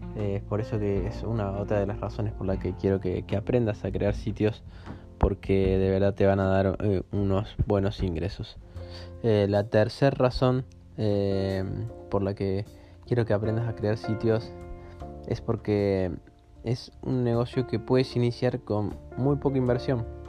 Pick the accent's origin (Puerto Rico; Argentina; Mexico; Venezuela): Argentina; Yo soy argentina